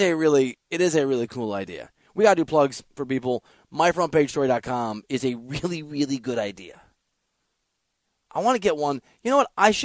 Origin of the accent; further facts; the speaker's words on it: Iowa, United States; moved away; I'm from Iowa. What can I say? We say weird stuff there